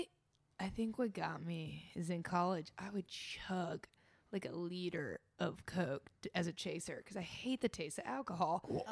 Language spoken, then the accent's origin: English; Indiana, United States; I love hearing I have an accent. Yeah, I'm from Indiana.